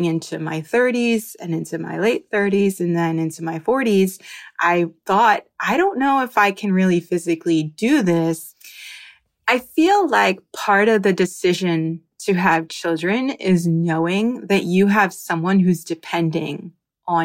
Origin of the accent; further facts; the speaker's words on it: New Jersey, United States; now in Miami, United States; I am a pediatric occupational therapist living in Miami, Florida, and I'm originally from New Jersey